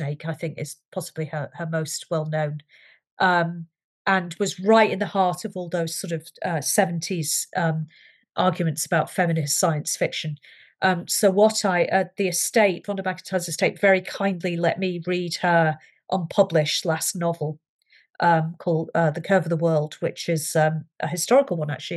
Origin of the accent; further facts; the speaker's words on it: United Kingdom; I'm British